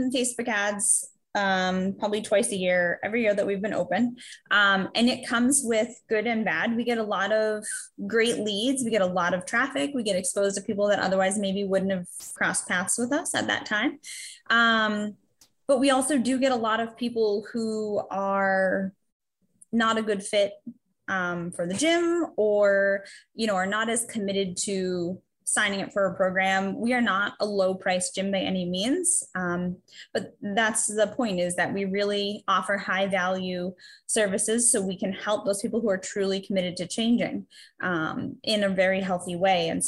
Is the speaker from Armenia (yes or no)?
no; Massachusetts, United States; moved away as an adult; also born or lived in New Hampshire; I'm from Massachusetts, but I moved up to New Hampshire a few years ago to go back to school